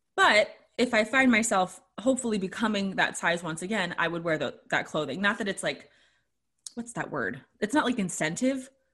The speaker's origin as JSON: {"language": "English", "country": "United States", "first_language": "English", "said": "\"Where are you from?\" And I was like, \"America.\""}